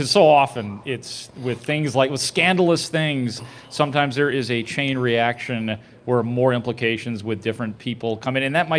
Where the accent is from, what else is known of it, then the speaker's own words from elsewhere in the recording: Chicago, Illinois, United States; I'm from Chicago.